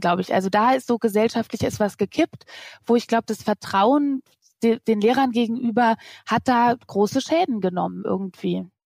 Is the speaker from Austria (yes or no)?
no; Germany; ich als Deutsche mit drei, vier Kindern